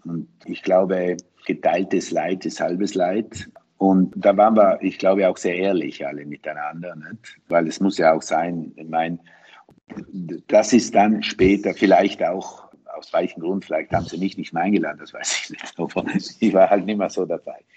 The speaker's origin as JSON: {"language": "German", "area": "South Tyrol", "region": "Trentino-Alto Adige", "country": "Italy", "said": "als Südtiroler Unternehmerinnen im Tourismus, in der Hotellerie"}